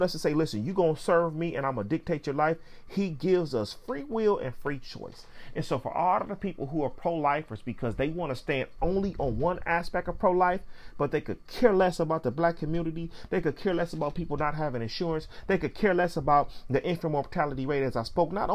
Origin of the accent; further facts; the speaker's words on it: Pontiac, Michigan, United States; I can go back to Pontiac, Michigan on Johnson Street at General Hospital where I was born. But there's no go back to Africa. I'm not from there. Although those are my descendants and ancestors, I'm from Pontiac.